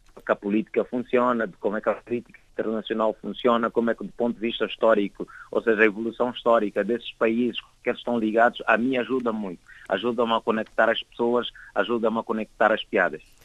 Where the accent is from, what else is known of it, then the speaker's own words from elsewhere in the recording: Angola; eu sou angolano